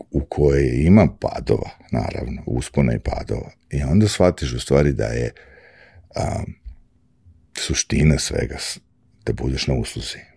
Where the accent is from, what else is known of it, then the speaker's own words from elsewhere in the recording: Belgrade, Serbia; moved away as an adult; now in New York, United States; ja sam došao iz Beograda pre, kad? Pre godinu i po dana